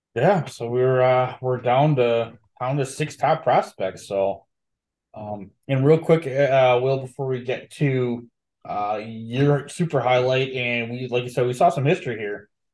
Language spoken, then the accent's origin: English; Milwaukee, Wisconsin, United States; born or raised there; also born or lived in U.S. Virgin Islands